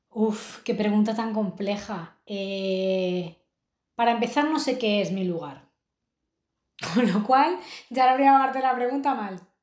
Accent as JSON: {"language": "Spanish", "town": "Madrid", "region": "Community of Madrid", "country": "Spain", "tie": "born or raised there", "moved": "as an adult", "lives_now": "Lisbon, Portugal", "said": "yo soy de Madrid, he crecido ahí"}